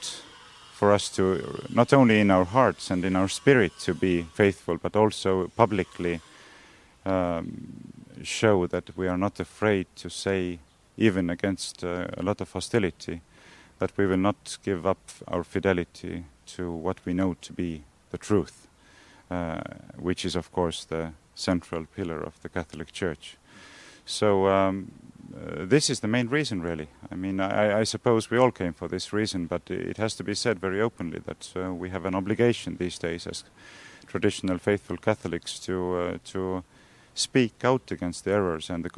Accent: Estonia; we are both from Estonia

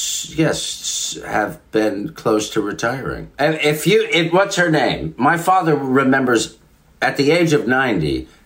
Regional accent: Katonah, Westchester, New York, United States; moved away; Yeah, I grew up in Cortona. It was a great place to grow up.

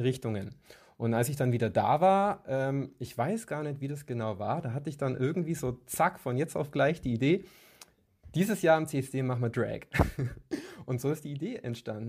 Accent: Kempten, Bavaria, Germany; moved away as an adult; now in Munich, Germany; ich komme ursprünglich aus Kempten im Allgäu

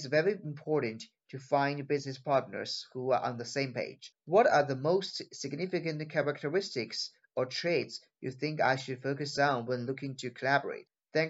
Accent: China; I am originally from China and now work in China too.

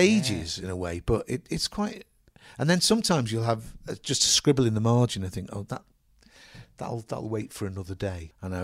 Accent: Liverpool, North West England, United Kingdom; where I was brought up in Liverpool, it's on the seashore

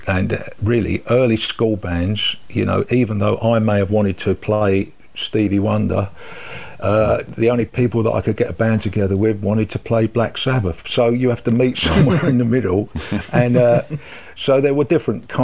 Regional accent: London, United Kingdom; also born or lived in Tooting / Merton Park; I grew up in South London. I started out in Tooting.

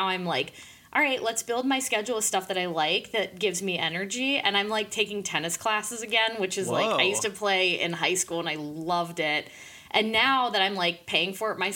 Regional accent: Indiana, United States; also born or lived in Pittsburgh, Pennsylvania / State College, Pennsylvania; now in Chicago, United States; growing up in Indiana and my dad really like wanted us on like running all the time

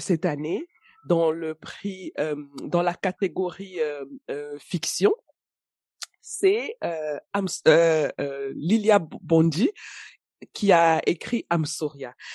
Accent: Cameroon; chez nous au Cameroun

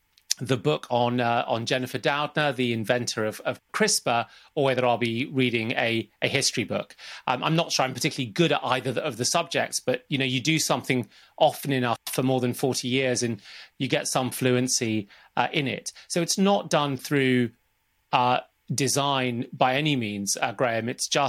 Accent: Zambia; born there; It starts from where I was born and when I was born. I was born in Zambia in 1972, and my dad was working out there as an accountant

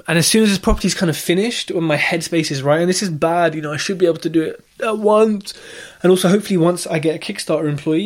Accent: Southall, London, United Kingdom; moved away; I'm from Southall, so if I can go back and see the family

